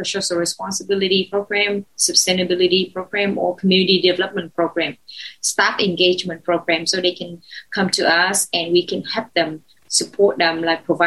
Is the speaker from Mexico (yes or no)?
no; Ho Chi Minh City, Vietnam; English is a second language; I was born in Saigon. I'm Saigonese.